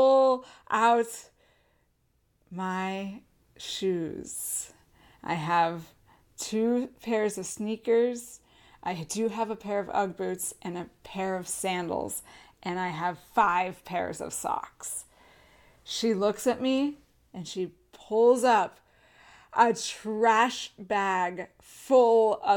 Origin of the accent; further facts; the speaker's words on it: San Diego, California, United States; moved away as an adult; also born or lived in upstate New York; I grew up in San Diego my whole life, born and raised